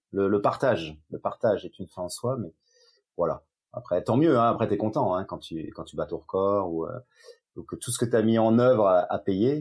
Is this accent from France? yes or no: yes; Yvelines, Paris region, Île-de-France, France; now in Avignon, France; je vis à Avignon dans le Vaucluse après avoir vécu mon enfance en région parisienne dans les Yvelines